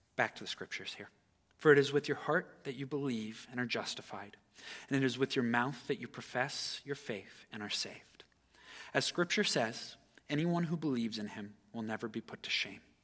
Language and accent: English; United States; As an American citizen